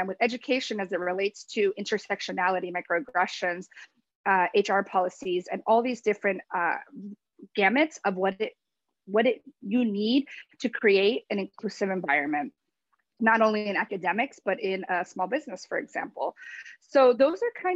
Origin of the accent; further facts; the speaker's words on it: New Jersey, United States; moved away as an adult; also born or lived in Paraguay (family) / South Carolina; now in East Stroudsburg, United States; I grew up in New Jersey, so I am a Jersey girl at heart